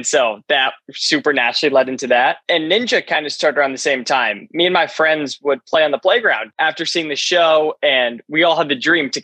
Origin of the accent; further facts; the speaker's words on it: McLean, Virginia, United States; I was born in McLean, Virginia, which is right up north, right, like 20 minutes outside of Washington, D.C.